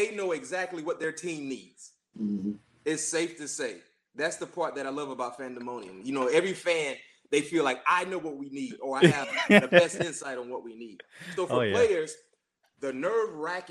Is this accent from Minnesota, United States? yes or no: no; South Florida, United States; moved away as an adult; also born or lived in Tallahassee, Florida / Pittsburgh, Pennsylvania; played high school ball in South Florida, went up the road to Tallahassee